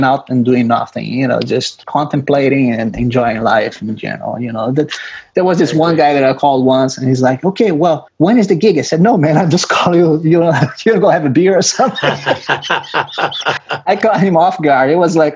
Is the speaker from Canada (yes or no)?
no; Rio de Janeiro, Brazil; English is a second language; moved away as an adult; now in Los Angeles, United States; when I was growing up in Brazil